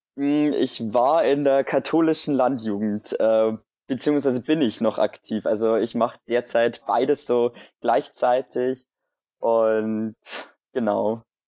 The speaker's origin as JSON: {"language": "German", "area": "near Dingolfing", "region": "Bavaria", "country": "Germany", "said": "ich komme aus der Nähe von Dingolfing"}